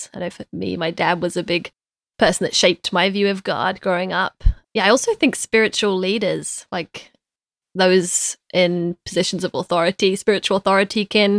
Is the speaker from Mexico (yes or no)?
no; London, United Kingdom; now in United States; I am from London. Yeah, my parents think I've lost my accent a little bit, but from being in the States, but I think I'm still holding on to it.